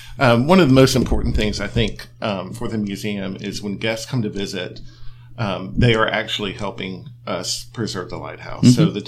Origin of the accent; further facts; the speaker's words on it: St. Augustine, Florida, United States; I'm a native, which is very unusual. I'm from St. Augustine, and growing up, I can remember the lighthouse being behind a fence.